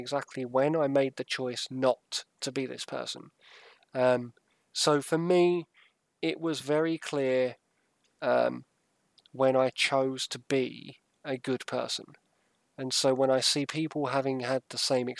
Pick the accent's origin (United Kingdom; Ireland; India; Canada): United Kingdom; Southend-on-Sea, East of England; now in Sussex, United Kingdom; I was brought up in Southend